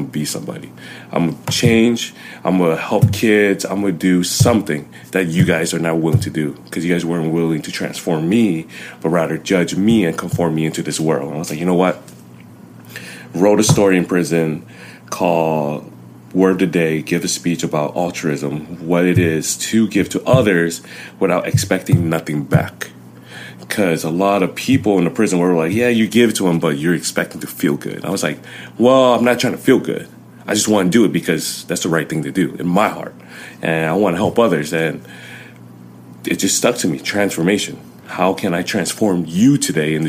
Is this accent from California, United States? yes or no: yes; Inglewood, California, United States; first language Chinese, Vietnamese; English is a second language; I was born in Inglewood